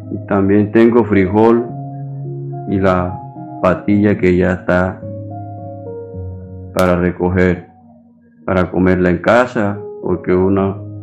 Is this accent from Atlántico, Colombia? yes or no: yes; Santo Tomás, Atlántico, Colombia; tengo 78 años, soy de Santo Tomás Atlántico, pero mi parcela la tengo en Olubito, una vereda.